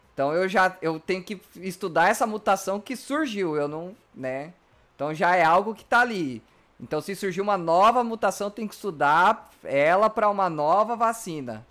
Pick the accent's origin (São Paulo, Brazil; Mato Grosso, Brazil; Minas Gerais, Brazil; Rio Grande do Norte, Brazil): Mato Grosso, Brazil; moved away; also born or lived in Rio Grande do Sul; eu sou do Mato Grosso, um local que é sempre quente